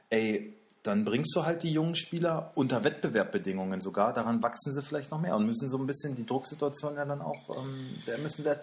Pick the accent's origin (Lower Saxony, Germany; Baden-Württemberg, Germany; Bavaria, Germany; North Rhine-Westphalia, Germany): Lower Saxony, Germany; Wolfsburg; wir kommen, wir kommen ja aus Wolfsburg